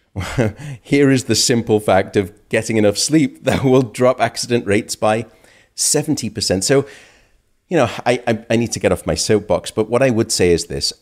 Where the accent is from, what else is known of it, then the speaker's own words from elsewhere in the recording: United Kingdom; now in United States; My home country, uh, the U K